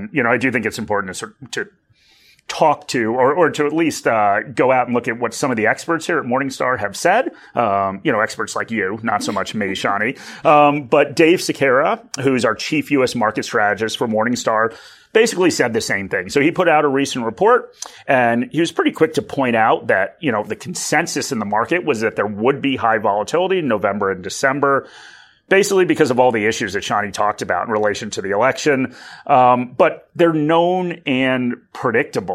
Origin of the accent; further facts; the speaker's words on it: United States; accent: American; moved away as an adult; now in Australia; I do still have an American accent